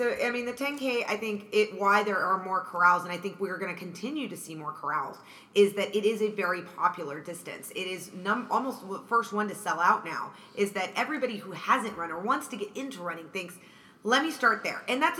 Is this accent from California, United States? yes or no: yes; Southern California, United States; out in Southern California is where I'm from. I'm 11 miles from Disneyland.